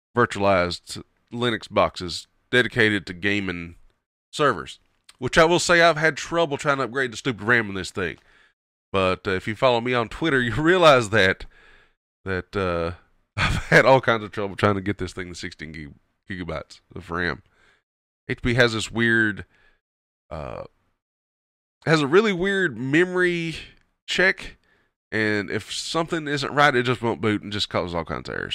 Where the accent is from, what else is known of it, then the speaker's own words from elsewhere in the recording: Kentucky, United States; accent: twang; hillbilly; Southern American; I'm from Kentucky. It's just my twang.